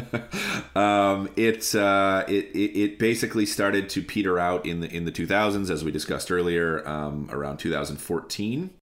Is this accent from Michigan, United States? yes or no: yes; Lansing, Michigan, United States; now in Chicago, United States; I grew up in a city, I grew up in Lansing, Michigan